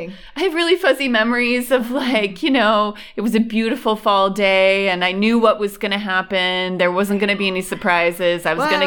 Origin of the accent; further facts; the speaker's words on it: Western New York, United States; moved away as an adult; now in Berlin, Germany; I am from Western New York.